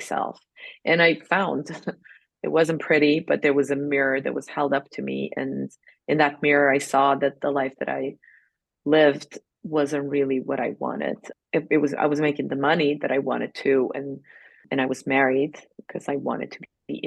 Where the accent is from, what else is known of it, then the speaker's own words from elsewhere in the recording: Serbia; moved away as an adult; also born or lived in New York City, United States; I grew up in Serbia. I didn't have much money